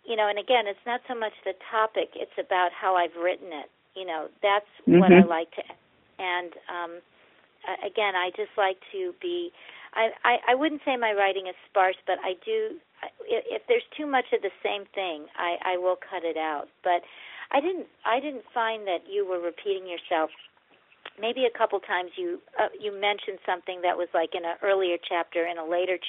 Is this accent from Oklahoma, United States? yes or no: no; St. Louis, Missouri, United States; I grew up in St. Louis, Missouri